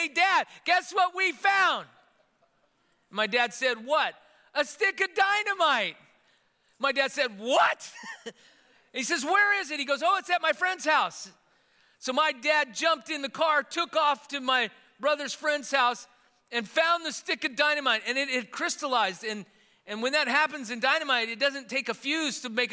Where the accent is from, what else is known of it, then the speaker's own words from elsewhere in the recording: Yerington, Nevada, United States; growing up in Yerington, Nevada, spent most of our childhood there, 12 years.